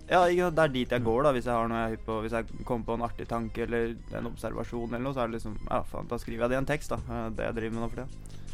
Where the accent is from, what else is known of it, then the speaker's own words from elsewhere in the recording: Sørumsand, Akershus, Norway; Men jeg kom jo fra Sørumsand òg